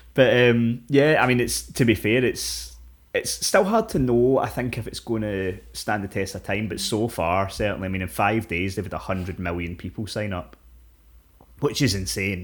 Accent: Scotland, United Kingdom; We're fucking Scottish.

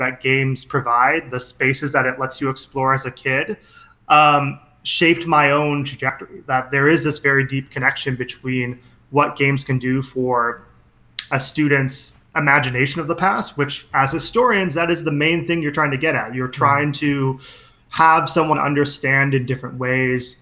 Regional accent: Minnesota, United States; I grew up in Minnesota

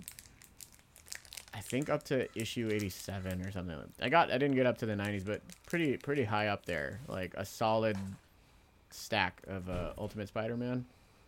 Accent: Pacifica, California, United States; moved away as an adult; also born or lived in Philippines; I've moved a couple of times in the last 10 years. And, you know, that first significant move when I moved out of Pacifica, the house I, you know, for the most part grew up

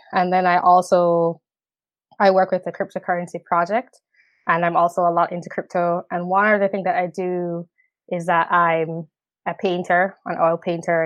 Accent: Jamaica; moved away as an adult; also born or lived in upstate New York, United States / New York City, United States; now in United States; I am from the Caribbean island of Jamaica. Um, I lived there for seventeen years, and then I came to the U S, uh, for college in two thousand ten.

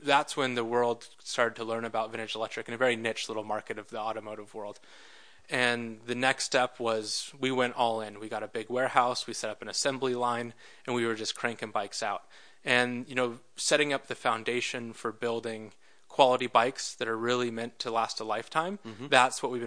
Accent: Silicon Valley, California, United States; growing up in the Silicon Valley

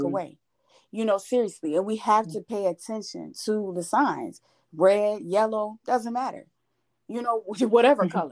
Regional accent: Buffalo, New York, United States; moved away as an adult; now in Georgia, United States; I'm from Buffalo, New York

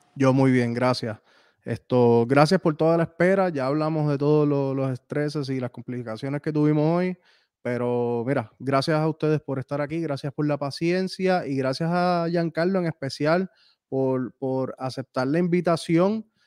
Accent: Puerto Rico; moved away as an adult; yo llevo viviendo fuera de Puerto Rico desde el 2010

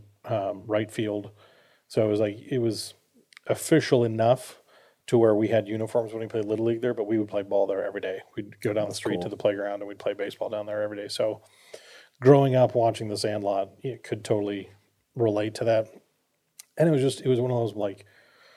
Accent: Minnesota, United States; I grew up in Minnesota

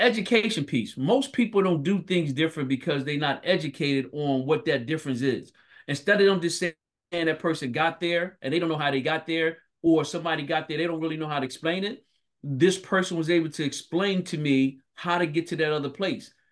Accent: Philadelphia, Pennsylvania, United States; I grew up born and raised in North Philadelphia.

